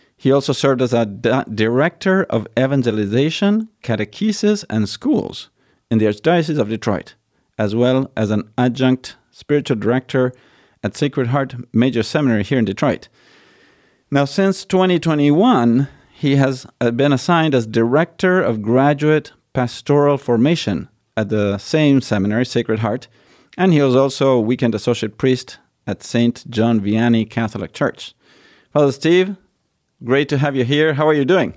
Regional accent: Argentina; moved away; I'm from Argentina, I grew in Arge, grew up in Argentina

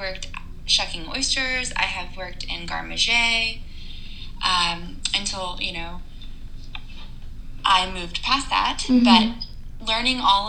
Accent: Texas, United States; moved away as an adult; now in Indiana, United States; I'm from Texas, and my family and support is all there

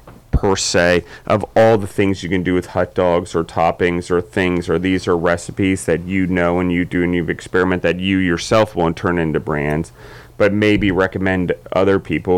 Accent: Maryland, United States; also born or lived in Colorado / Georgia; I'm from Maryland, so I don't quite have Southern accent. I don't quite have a New York accent, and then throw Colorado and Georgia in the mix now, and I'm all mixed up.

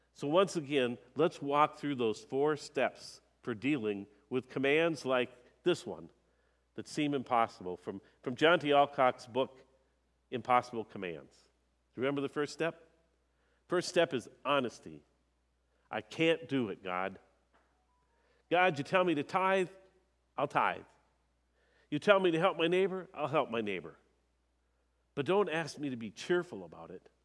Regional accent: Minnesota, United States; I'm a Minnesotan

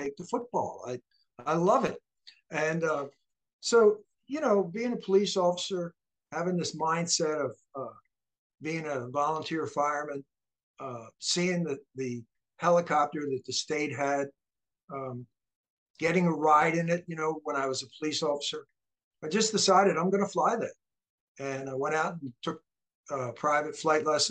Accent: Delaware, United States; also born or lived in New Jersey / Baltimore, Maryland; I grew up in Delaware, although I was actually born in New Jersey

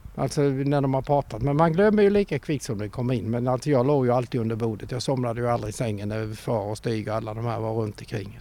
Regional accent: Växjö, Kronoberg County, Sweden; also born or lived in Trelleborg; jag är ju inte född här för jag är född på VB. Men alltså mm. detta är ju mm. min uppväxt.

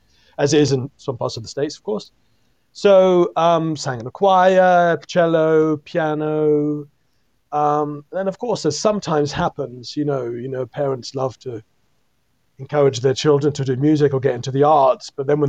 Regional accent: London, United Kingdom; now in Montreal, Canada; But yeah, I was born there, but I grew up in London.

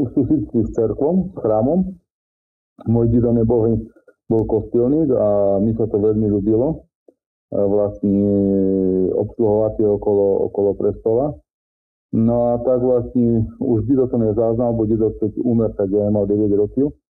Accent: Slovakia; ja pochádzam nedaleko z Topkova, teda je to farnosť, alebo filiálka z Topkovskej farnosti, obec Vyskovce.

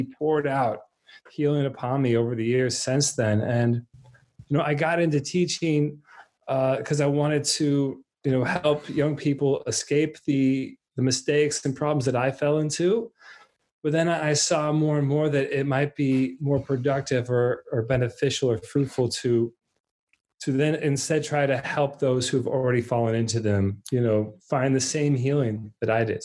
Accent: Alpharetta, Georgia, United States; also born or lived in Minnesota; I'm actually originally from Minnesota, very, you know, the cold north. When I was three, we moved down to Atlanta in Alpharetta area

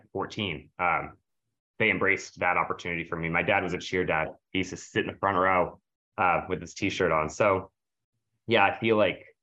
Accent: the North, United States; I'm from the North.

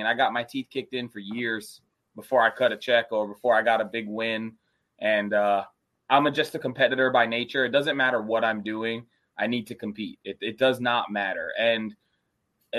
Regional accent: United States; moved away as an adult; also born or lived in New Jersey; now in Charlotte, United States; I grew up fishing in New York and New Jersey in the saltwater

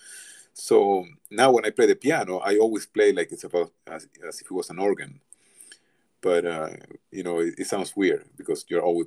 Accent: Venezuela; now in Atlanta, United States; I grew up in Venezuela.

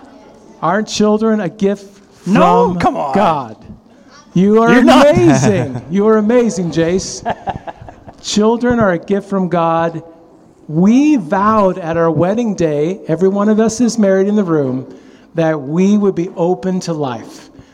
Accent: Colorado, United States; also born or lived in Kansas; now in Texas, United States; I grew up in Colorado, lived in Kansas

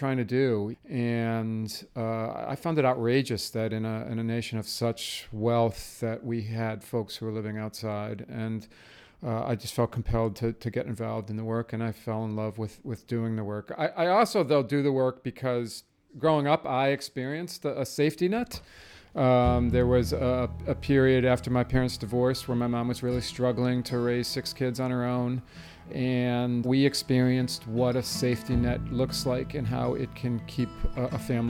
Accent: just outside of Cleveland, Ohio, United States; I grew up in just outside of Cleveland, Ohio.

